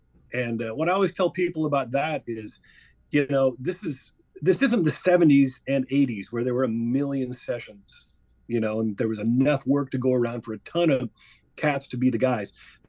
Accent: Iowa, United States; now in Omaha, United States; we're both from Iowa.

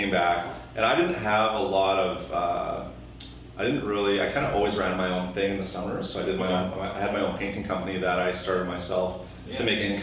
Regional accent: Winnipeg, Manitoba, Canada; Well, I'm Winnipeg, born and raised. And I grew up actually in Charleswood

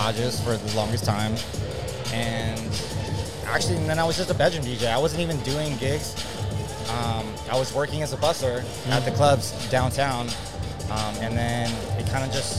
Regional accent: San Diego, California, United States; I'm from San Diego

